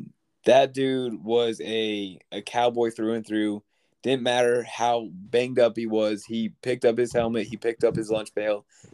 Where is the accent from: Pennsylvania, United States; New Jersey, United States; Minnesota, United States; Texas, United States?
Pennsylvania, United States; I grew up in Pennsylvania.